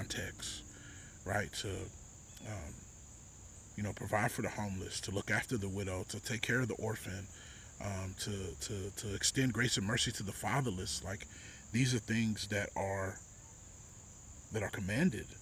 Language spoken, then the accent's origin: English; Texas, United States; moved away; That's where I grew up